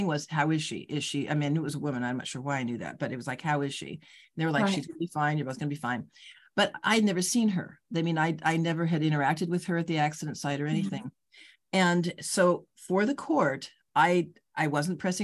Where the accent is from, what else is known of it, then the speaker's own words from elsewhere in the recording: Los Angeles, California, United States; moved away as an adult; also born or lived in Chicago; LA, which is, you know, where I grew up